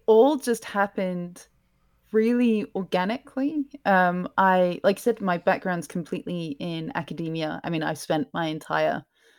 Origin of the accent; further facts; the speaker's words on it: Scotland, United Kingdom; I'm originally from Scotland, but my parents are from England, and I've traveled around a lot.